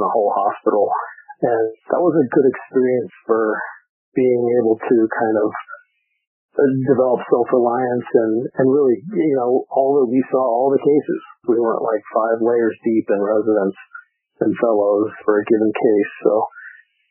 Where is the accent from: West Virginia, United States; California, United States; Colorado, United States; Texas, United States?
Colorado, United States; Greeley; moved away as an adult; also born or lived in Bethesda, Maryland; I grew up in Greeley, Colorado, north of Denver.